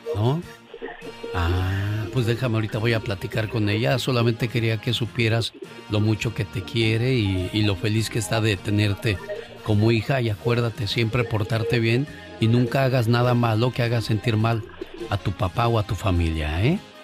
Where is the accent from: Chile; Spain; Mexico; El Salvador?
Mexico; Mexico City; moved away; un día salí del DF, pero el DF nunca salió de mí.